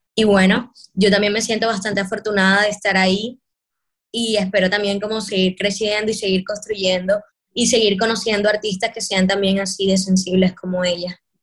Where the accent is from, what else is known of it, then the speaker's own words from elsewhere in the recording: Caribbean Region, Colombia; los colores que nos representan en el Caribe